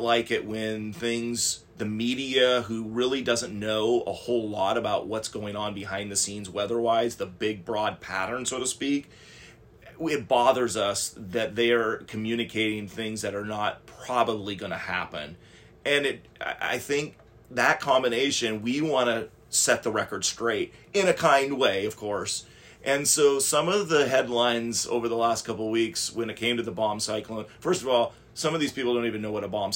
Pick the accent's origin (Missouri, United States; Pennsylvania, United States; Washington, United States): Washington, United States; Laurel; I grew up in Laurel, which if you're in Whatcom County, you know where Laurel is